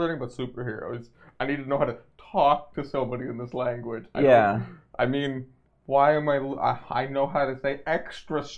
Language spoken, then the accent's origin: English; Canada; we're from Canada